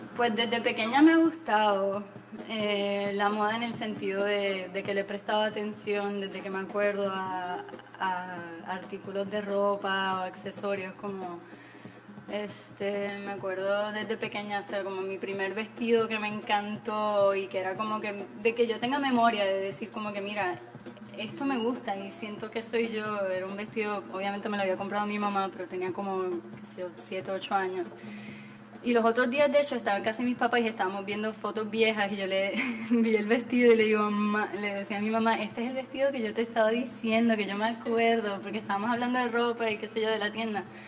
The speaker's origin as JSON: {"language": "Spanish", "country": "Puerto Rico", "tie": "born or raised there", "also_born_or_lived": "Mexico City, Mexico / Texas, United States", "said": "me crié aquí en Puerto Rico"}